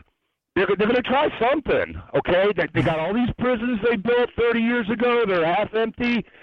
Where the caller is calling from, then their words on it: South Carolina, United States; South Carolina.